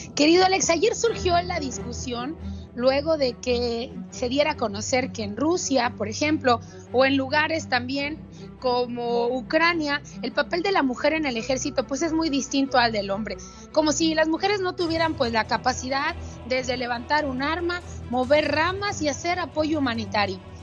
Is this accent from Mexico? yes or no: yes; Mexico; mi país